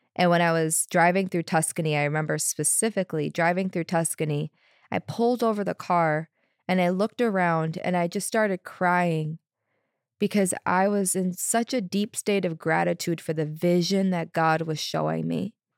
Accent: Chicago, Illinois, United States; moved away; I'm from Chicago, originally Chicago area. I spent most of my twenties there

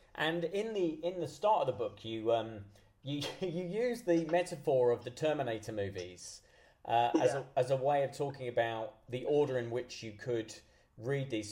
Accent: United Kingdom; I'm very British

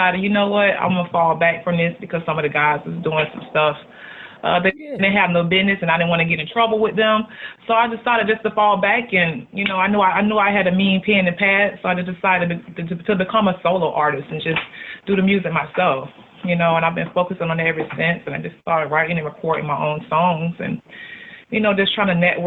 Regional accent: Tampa, Florida, United States; I'm from the hood. I'm from West Tampa

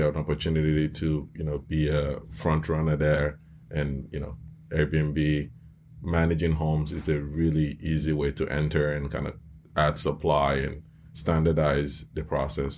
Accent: Nigeria; now in United States; I grew up in Nigeria

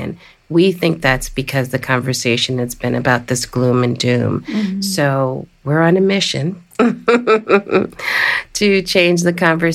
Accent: Washington, District of Columbia, United States; the District of Columbia, my hometown

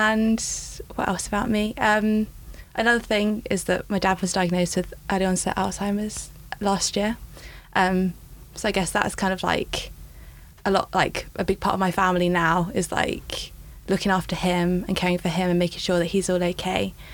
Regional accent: Essex, East of England, United Kingdom; also born or lived in Manchester; I grew up in Essex

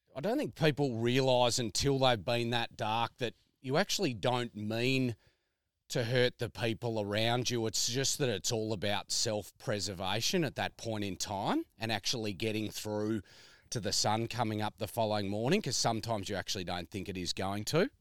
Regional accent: Melbourne, Victoria, Australia; moved away; Melbourne born and bred

